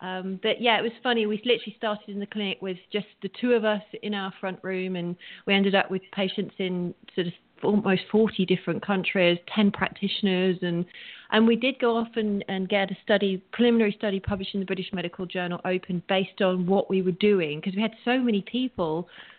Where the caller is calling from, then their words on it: Santa Monica, California, United States; I'm actually calling in from Santa Monica, so I'm Pacific Coast time.